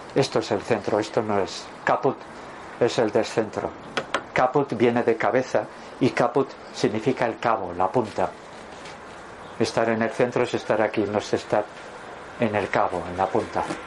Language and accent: Spanish; Durango, Basque Country, Spain; cuando yo nací en 1956, el portero del Atleti, de Bilbao era Carmelo Cedrún, que además era de mi pueblo, de Durango